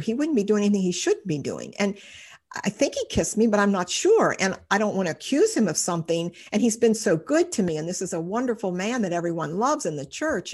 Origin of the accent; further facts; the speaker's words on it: Cincinnati, Ohio, United States; I've lived in Cincinnati all my life